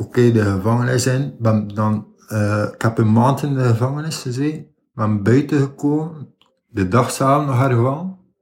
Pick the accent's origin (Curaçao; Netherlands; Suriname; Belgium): Belgium; Ostend, Flanders; Oorspronkelijk, ik ben geboren in Oostende, aan de kust. Ik heb daar ook bijna heel mijn leven gewoond